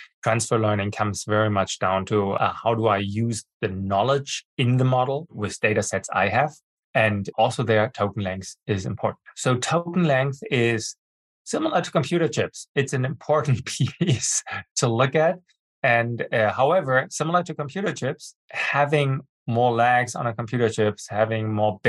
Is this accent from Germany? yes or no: yes; Germany; English is a second language; I was born and brought up in Germany. I have a master's degree from the Technical University of Berlin, and I speak fluent